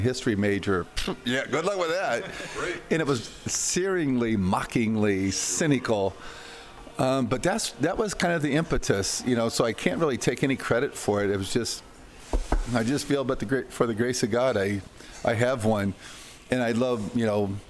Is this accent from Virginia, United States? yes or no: no; Iowa, United States; also born or lived in Costa Rica; working on the farms in Iowa